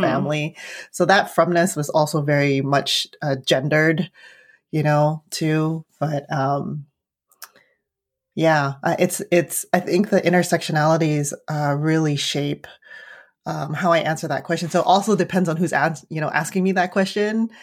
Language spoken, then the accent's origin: English; San Francisco, California, United States; also born or lived in Arizona; growing up in the city